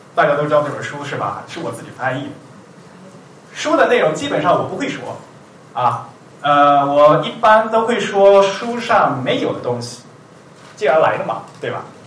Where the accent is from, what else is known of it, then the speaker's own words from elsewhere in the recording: China; 我们是中国人嘛，没有这个母语的习惯